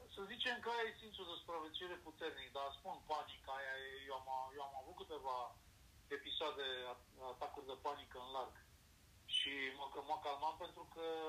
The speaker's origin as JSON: {"language": "Romanian", "country": "Romania", "said": "Păi din România"}